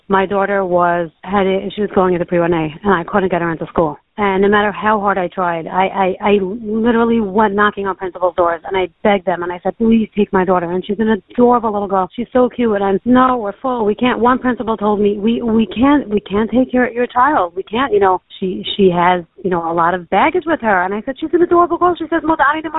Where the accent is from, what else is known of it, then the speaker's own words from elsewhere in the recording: New York City, New York, United States; moved away as an adult; also born or lived in Lakewood, New Jersey; now in Baltimore, United States; I grew up in Queens, went to high school in Brooklyn, and then I got married at 21 and moved to Lakewood.